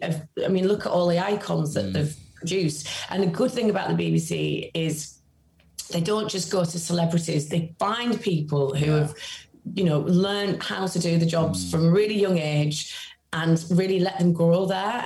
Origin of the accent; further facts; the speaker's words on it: Carlisle, North West England, United Kingdom; I'm from Cumbria, from Carlisle, which is a very small city in a very rural county.